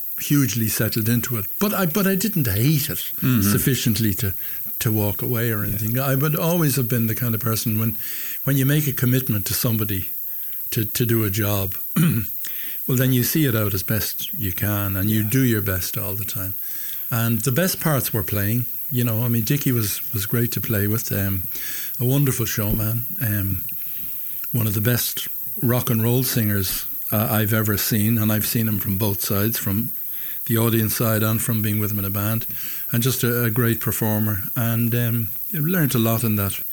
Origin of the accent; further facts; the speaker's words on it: Dublin, Leinster, Ireland; I'm from Dublin's Northside